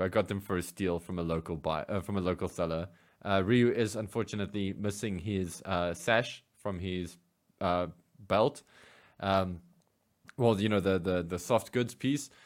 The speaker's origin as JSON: {"language": "English", "country": "South Africa", "said": "as a South African G I Joe fan"}